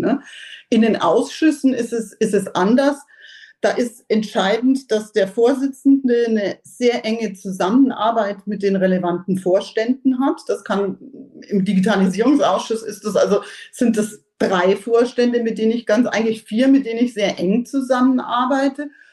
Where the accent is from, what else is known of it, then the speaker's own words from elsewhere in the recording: Germany; als, als Deutsche